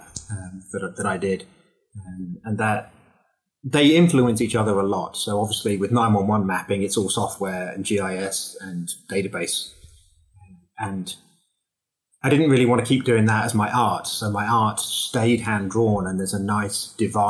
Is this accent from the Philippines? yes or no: no; South Wales, United Kingdom; also born or lived in Windsor, England; now in Huntsville, United States; I'm actually born in South Wales. And then lived in Windsor, England